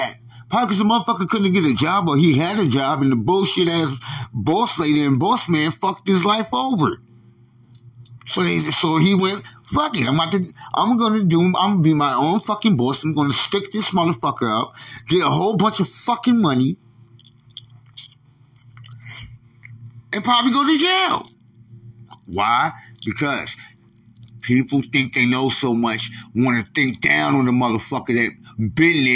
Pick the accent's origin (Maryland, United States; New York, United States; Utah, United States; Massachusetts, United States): New York, United States; moved away; I'm from New York.